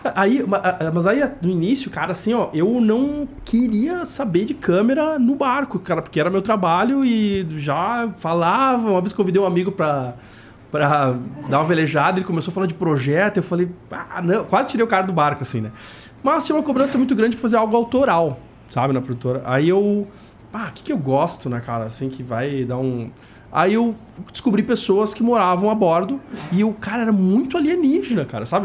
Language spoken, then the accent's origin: Portuguese; Rio Grande do Sul, Brazil; moved away; eu sou do Rio Grande do Sul, cara, e lá é muito normal esse tipo de nome